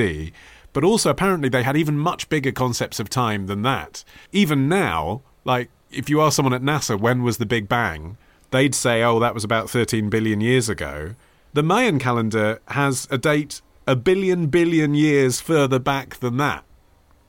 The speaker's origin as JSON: {"language": "English", "region": "England", "country": "United Kingdom", "tie": "born or raised there", "said": "when you're growing up in England"}